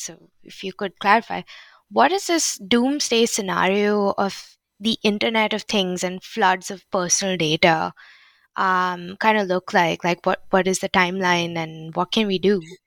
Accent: India; I'm Indian

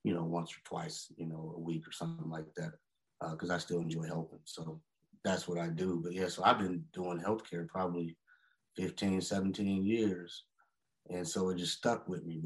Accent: Kansas City, Missouri, United States; I'm from Kansas City, Missouri, born and raised

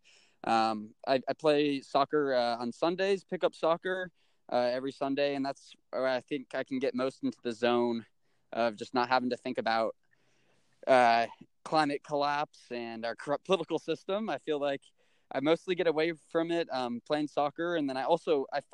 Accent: Atlanta, Georgia, United States; moved away as an adult; now in Missoula, United States; I grew up in Atlanta, Georgia

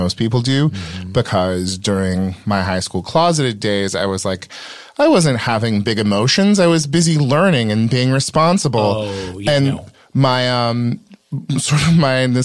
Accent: West Coast, United States; I am from the West Coast and was raised relatively

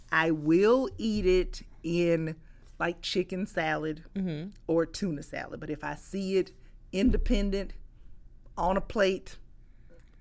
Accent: Columbus, Georgia, United States; moved away; my hometown, Columbus, Georgia

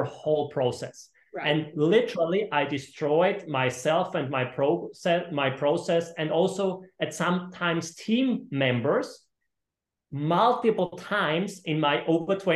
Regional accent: Austria; I am originally from Austria, and I have two companies in Austria and two companies in Florida around Miami

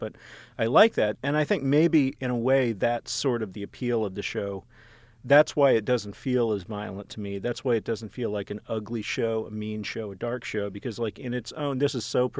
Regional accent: Texas, United States; I grew up in Texas. Texas Instruments is right down the street from me.

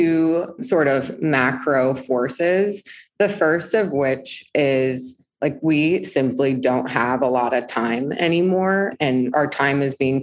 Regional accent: East Coast, United States; moved away as an adult; also born or lived in New York City, United States; now in Southern California, United States; I grew up on the East Coast

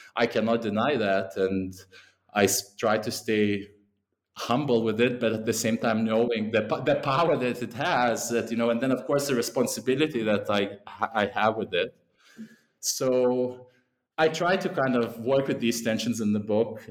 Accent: Lithuania; moved away; also born or lived in England; that's where I'm originally from.

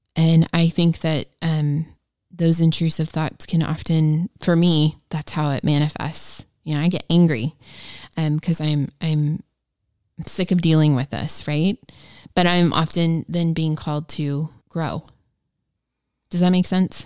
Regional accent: Ohio, United States; I am a school teacher from Ohio

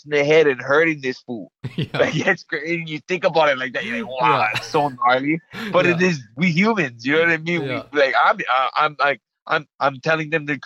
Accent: Hawaii, United States; I'm Hawaiian

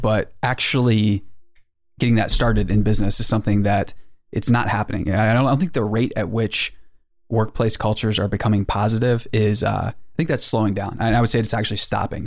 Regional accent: Boonsboro, Maryland, United States; A small town in Western Maryland called Boonesboro.

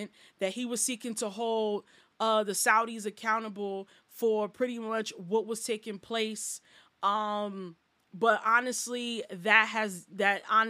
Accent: United States; as an American

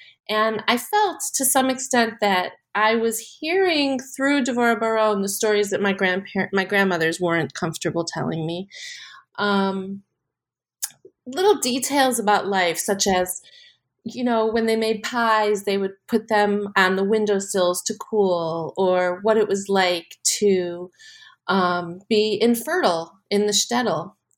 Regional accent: Chicago, Illinois, United States; I grew up in Chicago.

